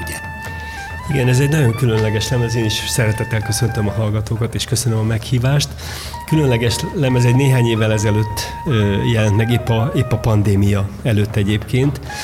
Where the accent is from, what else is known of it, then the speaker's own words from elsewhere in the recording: Pomáz, Pest, Hungary; olyan helyen nőttem fel Pomázon